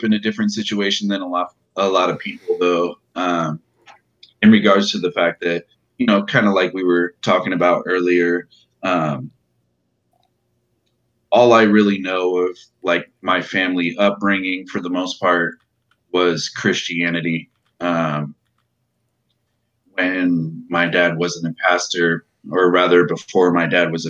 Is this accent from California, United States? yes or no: yes; Modesto, California, United States; also born or lived in Arizona; I was born in Arizona, and about the time I was about two, maybe in between 2 or 3 years old, we moved to California. And we moved to, like, central to northern California, around, like, Modesto area